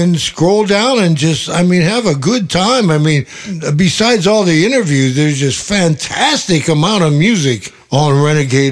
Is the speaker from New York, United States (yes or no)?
no; Cleveland, Ohio, United States; moved away; also born or lived in San Francisco; When I was a kid growing up in Cleveland